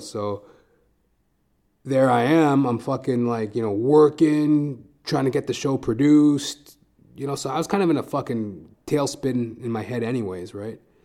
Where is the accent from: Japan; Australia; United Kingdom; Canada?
Canada; Edmonton, Alberta; now in Toronto, Canada; I'm originally from Edmonton, Alberta.